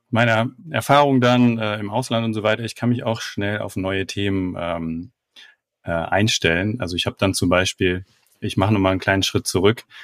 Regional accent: Frankfurt am Main, Hesse, Germany; Ich komme aus Frankfurt am Main

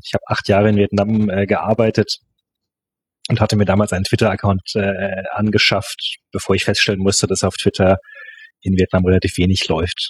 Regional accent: Germany; also born or lived in Paris, France; ich bin in Deutschland aufgewachsen. Mein Vater ist Franzose

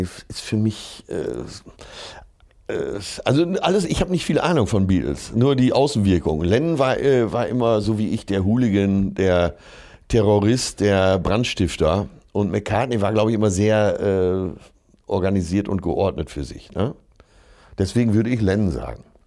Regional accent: Essen, North Rhine-Westphalia, Germany; aus meiner Geburtsstadt

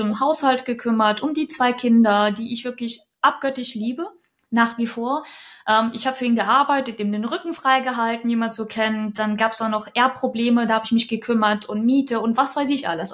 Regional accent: Kyiv, Ukraine; now in Lower Franconia, Germany; geboren bin ich gebürtig in Kiew ist aber schon sehr, sehr lang her und wohne auch schon unglaublich viele Jahre in Deutschland

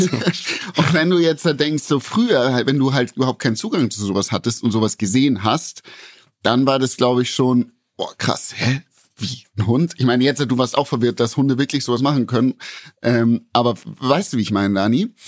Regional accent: Bavaria, Germany; bei uns in Bayern

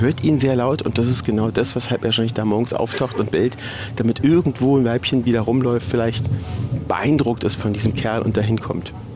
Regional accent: Berlin, Germany; Ich bin in Berlin geboren. Ich habe Berlin nie verlassen.

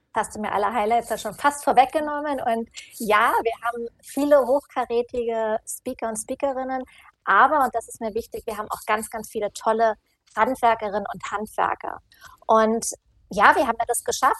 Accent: Northern Germany, Germany; now in Munich, Germany; ich komme aus Norddeutschland und das Bayerisch liegt mir nicht ganz so

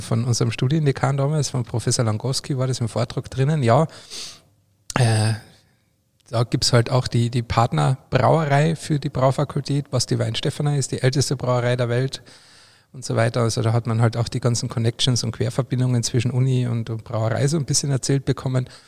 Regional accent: Austria; bei mir daheim oder bei uns in Österreich

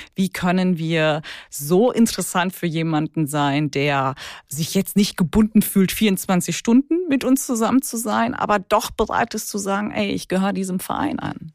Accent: Ruhr area, North Rhine-Westphalia, Germany; now in Cologne, Germany; jetzt bin ich Kölnerin, aber gebürtige Ruhrgebietlerin

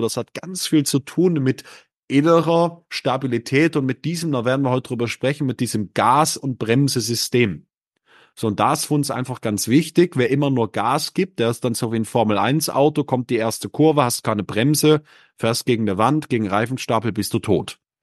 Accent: Northern Germany, Germany; born or raised there

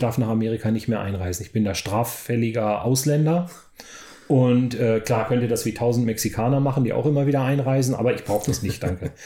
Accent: Weserbergland, Lower Saxony, Germany; moved away as an adult; also born or lived in Oklahoma, United States; da wo ich aufgewachsen bin, ich bin in meiner Jugend da viel äh, Fahrrad gefahren, kenne das Weser-Bergland relativ gut

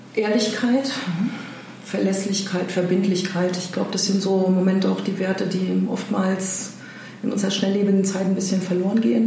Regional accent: Germany; now in Hamburg, Germany; ich bin Deutsche

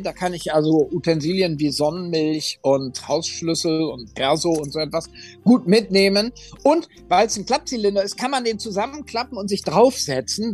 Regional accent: Oldenburg, Lower Saxony, Germany; meiner Heimatstadt Oldenburg

